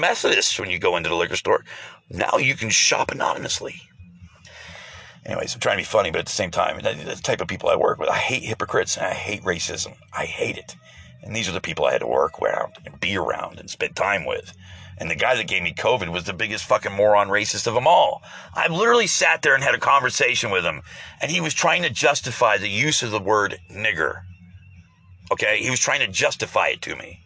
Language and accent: English; United States; as Americans